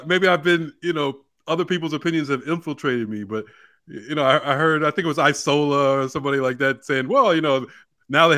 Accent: New York City, New York, United States; I'm born and raised in Brooklyn.

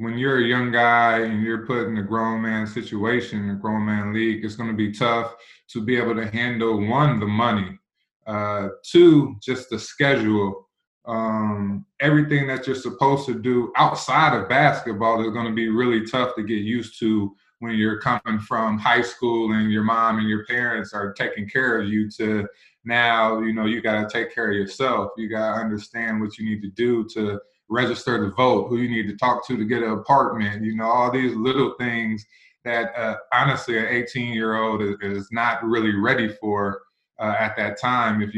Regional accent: Indiana, United States; moved away as an adult; also born or lived in Buffalo, New York; now in Columbus, United States; I was born in Buffalo, New York. So when I got to Indiana and started playing in the third, fourth grade

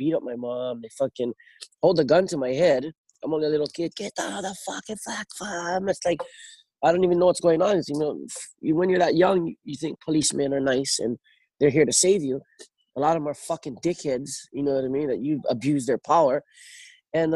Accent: North Shore, Oahu, Hawaii, United States; Growing up on the North Shore

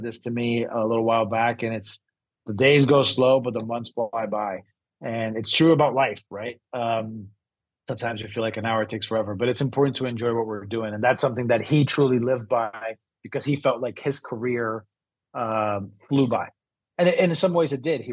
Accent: Brazil; moved away as an adult; also born or lived in San Diego; I'm originally from Brazil. Came to university here in San Diego

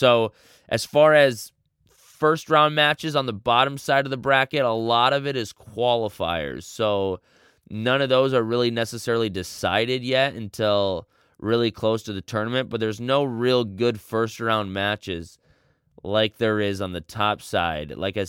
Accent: United States; as an American

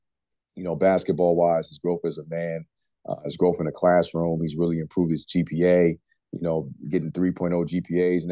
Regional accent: New York, United States; moved away; we're both from New York

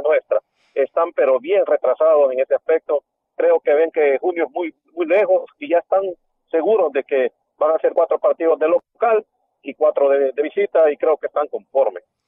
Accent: El Salvador; now in Dallas, Texas, United States; soy salvadoreño

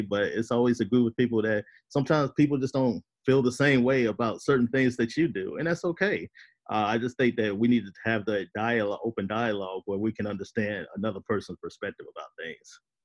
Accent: United States; as an American

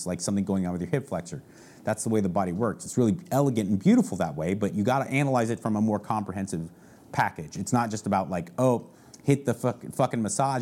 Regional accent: San Marino, California, United States; moved away as an adult; now in Texas, United States; I grew up actually legitimately in a town called San Marino, California.

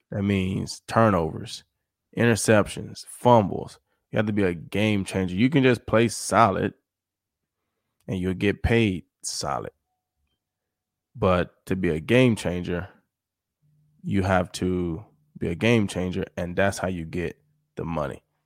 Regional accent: Mississippi, United States; I'm not even from New Orleans. I'm from Mississippi

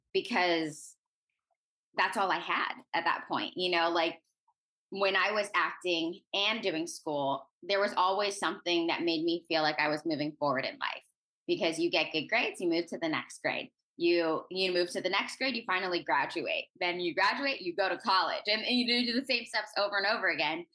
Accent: Orange County, California, United States; I'm originally from Orange County, California

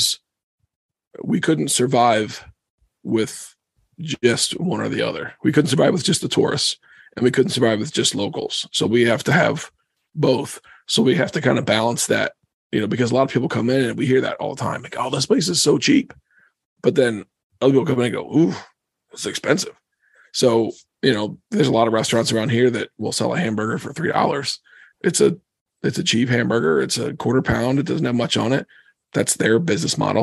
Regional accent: Cedarville, Ohio, United States; moved away as an adult; also born or lived in Philadelphia, Pennsylvania; now in Pennsylvania, United States; A little town called Cedarville. It's about 40 minutes east of Dayton

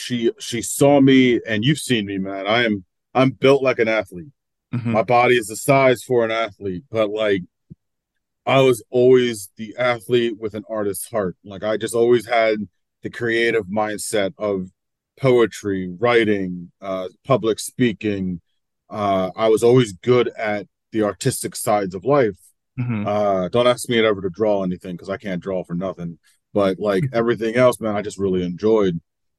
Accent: New Jersey, United States; It was rough in a weird way, because like my family, we didn't struggle, but we still had our ups.

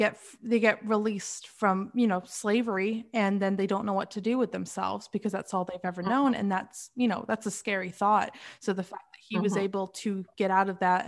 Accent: England, United Kingdom; being white and being from Europe, because I was born in England

